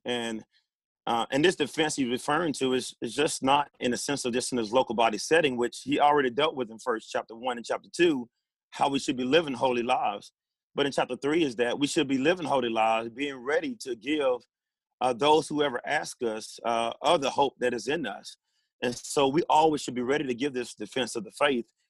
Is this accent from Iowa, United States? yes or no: no; Pine Bluff, Arkansas, United States; born and raised in Pine Bluff, Arkansas.